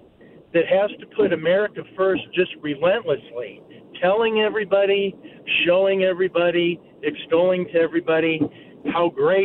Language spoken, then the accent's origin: English; United States; Well, I'm not a Republican or a Democrat. I'm an American. I'm a free thinker.